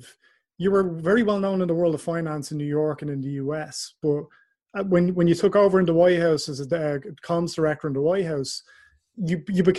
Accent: Ireland; I'm Irish, obviously, I'm not American

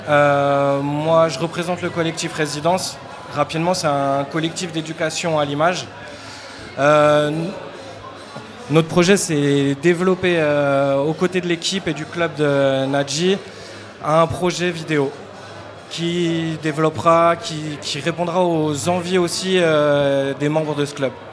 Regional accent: Marseille, Provence-Alpes-Côte d'Azur, France; j'ai 14 ans, je viens de Marseille, plus précisément à Kourou.

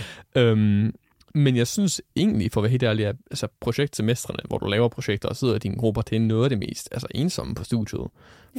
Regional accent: North Zealand, Denmark; moved away as an adult; now in North Jutland, Denmark; jeg er oprindeligt fra Nordsjælland, som man måske kan høre på min dialekt

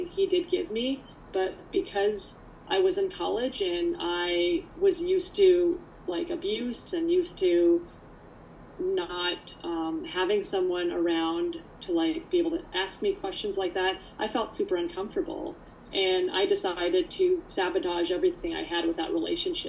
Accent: Canada; also born or lived in Poland; I came here to actually Canada when I was about 3.5, 4

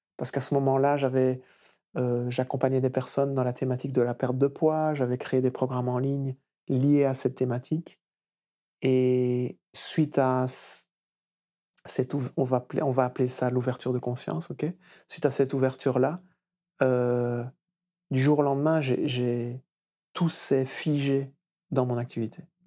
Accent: Wallonia, Belgium; also born or lived in Flanders; je suis né en Wallonie, qui est la partie francophone du pays

